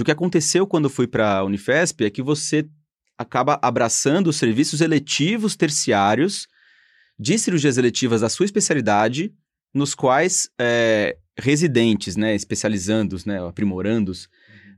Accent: São Paulo, Brazil; Eu sou de São Paulo

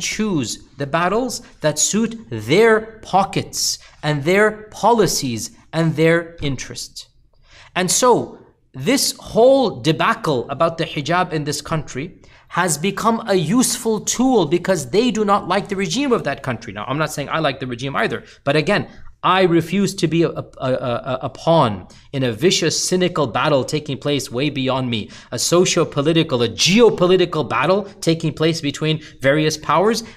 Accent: United States; as a Muslim and as an American

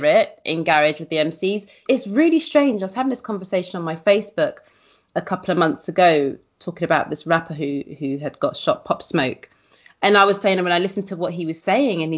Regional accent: London, United Kingdom; I was from West Kensington

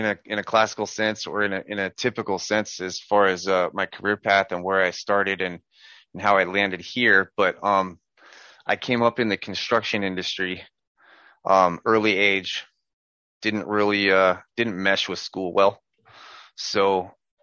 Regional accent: Southern California, United States; I'm from Southern California.

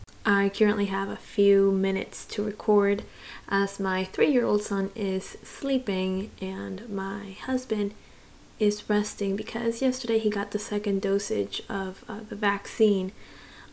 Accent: Miami, Florida, United States; born or raised there; also born or lived in Santiago, Chile / Gainesville, Florida

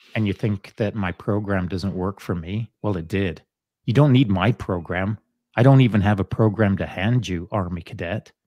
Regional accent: England, United Kingdom; moved away; when I was a young boy growing up in England

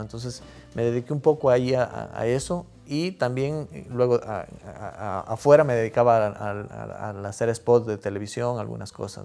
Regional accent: Loja, Ecuador; los, lojanos somos muy buenos conversadores

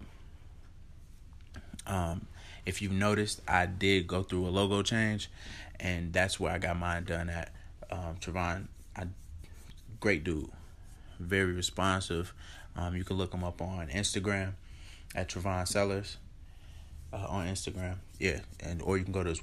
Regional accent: Chicago, Illinois, United States; I'm from Chicago

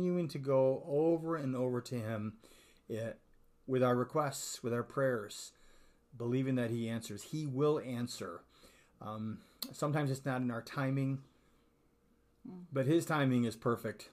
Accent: Sweden; I'm Swedish

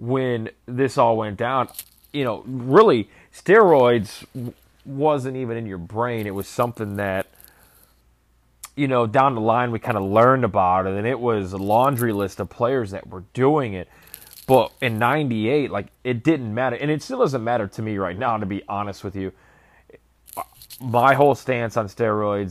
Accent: Northwest Indiana, United States; growing up in Northwest Indiana

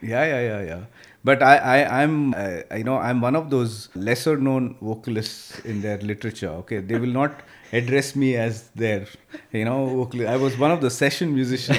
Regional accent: Bangalore, Karnataka, India; I came from Bangalore military school

